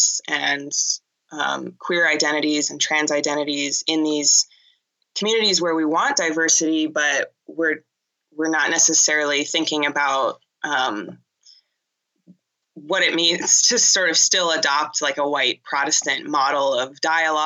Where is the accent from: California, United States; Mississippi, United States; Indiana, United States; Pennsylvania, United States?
California, United States; Pasadena; also born or lived in Boston; I grew up in Pasadena and went to a Catholic school in Pasadena